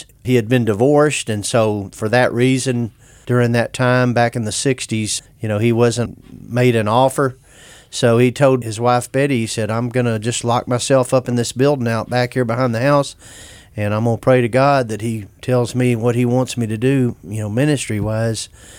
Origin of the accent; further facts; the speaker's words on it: Dallas, Texas, United States; moved away; I grew up in the city. I grew up in Dallas, but kind of inner-city there.